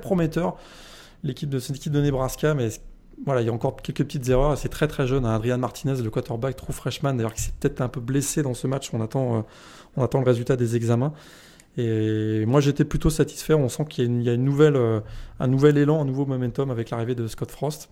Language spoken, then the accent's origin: French; Brittany, France; je suis breton